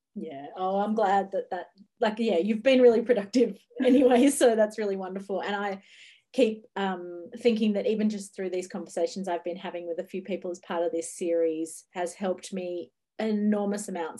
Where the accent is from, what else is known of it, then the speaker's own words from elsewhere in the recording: Ocean Grove, Victoria, Australia; Ocean Grove, which is actually my hometown bookshop